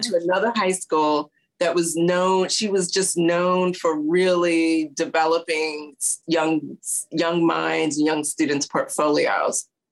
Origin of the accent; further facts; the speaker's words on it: St. Louis, Missouri, United States; also born or lived in Houston, Texas; now in New York City, United States; we my dad was transferred to St. Louis